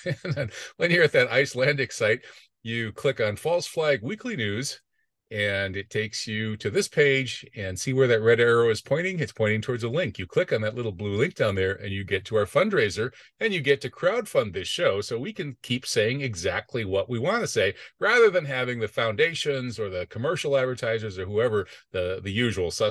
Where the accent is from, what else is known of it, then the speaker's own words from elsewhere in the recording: United States; I don't think we Americans should like our government too much either.